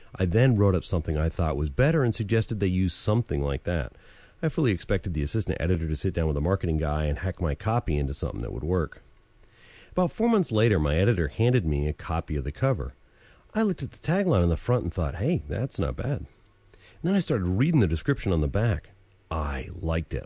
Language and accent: English; Vermont, United States; I grew up in Vermont, and in the regional English of New England, the past tense of dive is dove